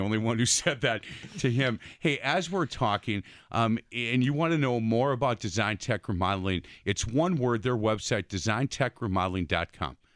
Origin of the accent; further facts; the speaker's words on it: Milwaukee, Wisconsin, United States; I grew up on Bartlett Avenue with the, you know, six kids in, in a house and my mom and dad